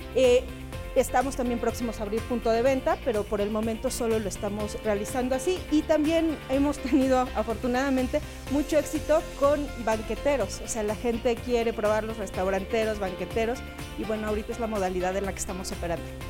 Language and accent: Spanish; Mexico